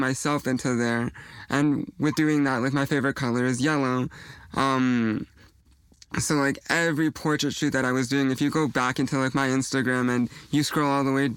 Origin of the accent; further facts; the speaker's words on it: Mississauga, Ontario, Canada; I grew up in Mississauga, so I took the GO bus all the way to Toronto